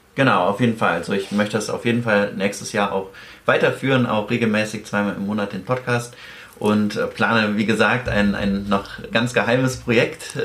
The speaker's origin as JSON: {"language": "German", "town": "Cologne", "region": "North Rhine-Westphalia", "country": "Germany", "said": "Wir kommen ja beide aus Köln"}